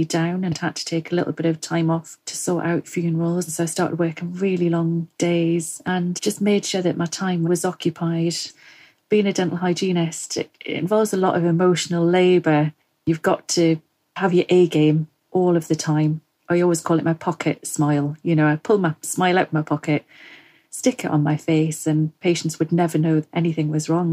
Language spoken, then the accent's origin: English; Northumberland, North East England, United Kingdom; moved away as an adult; now in Forest of Dean, United Kingdom; I'm originally from Northumberland